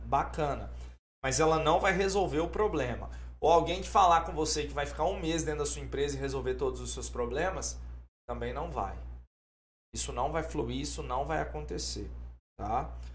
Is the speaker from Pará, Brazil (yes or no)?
no; Governador Valadares, Minas Gerais, Brazil; eu sou de Valadares